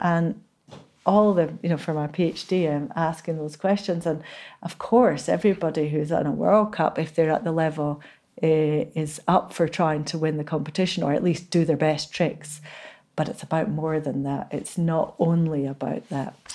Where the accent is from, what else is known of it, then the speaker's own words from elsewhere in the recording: Inverness, Scotland, United Kingdom; I was born in Inverness, and I still feel like I'm not really a Highlander